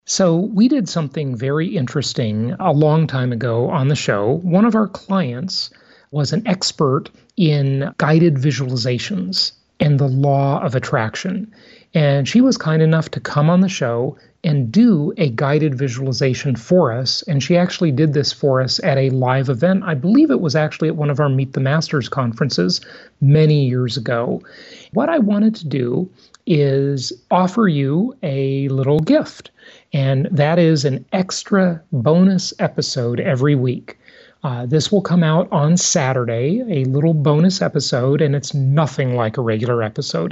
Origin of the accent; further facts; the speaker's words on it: California, United States; moved away as an adult; now in Nevada, United States; California, my home state for most of my life.